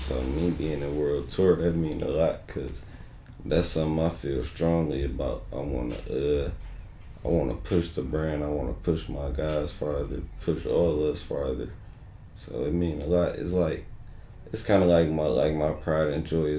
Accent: Detroit, Michigan, United States; I'm from the east side of Detroit, 6 Mile area, 6 Mile Hood, is where I was born and raised

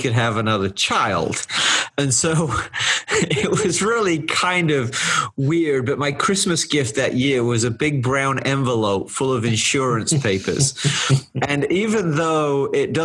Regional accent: England, United Kingdom; moved away as an adult; now in United States; growing up in England, some of our traditions were a little bit different

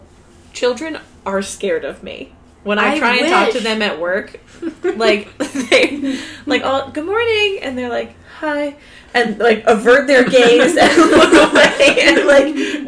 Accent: Virginia, United States; now in California, United States; I'm from Virginia, for those of you who don't know.

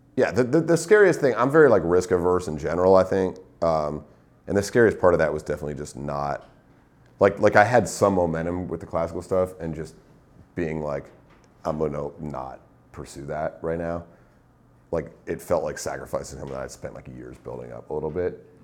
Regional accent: Northeast, United States; moved away as an adult; also born or lived in New York; now in Los Angeles, United States; I'm from the Northeast

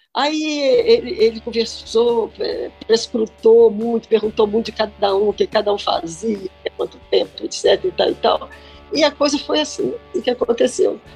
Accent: Cachoeiro de Itapemirim, Espírito Santo, Brazil; eu estudei escola pública no primário, Bernardino Monteiro em Cachoeiro da Primirim

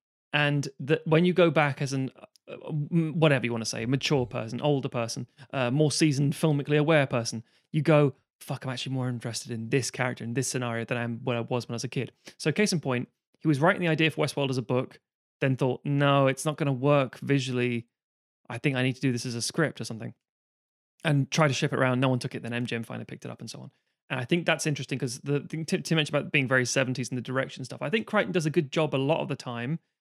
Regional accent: United Kingdom; growing up in Britain, you get a Saturday or a Sunday T V thing

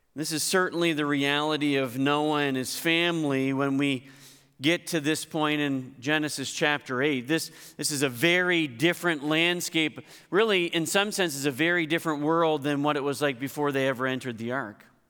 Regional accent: Hartland, New Brunswick, Canada; moved away; I grew up in Heartland

